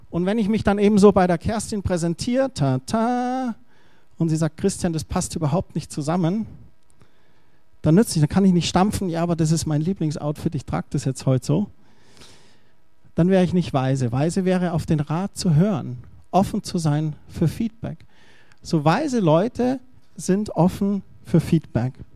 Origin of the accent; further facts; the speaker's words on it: Germany; ich bin Deutscher.